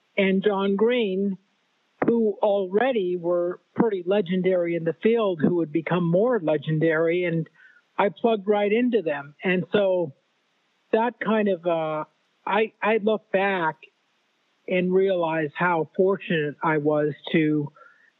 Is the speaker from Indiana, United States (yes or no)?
no; Southern California, United States; Born and raised in California, Southern California